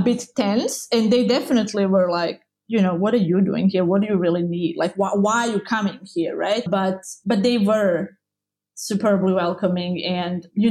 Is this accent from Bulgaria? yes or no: no; Croatia; I grew up in Croatia